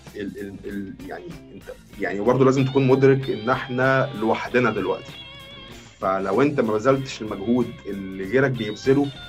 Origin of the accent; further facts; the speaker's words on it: Egypt; عندنا في مصر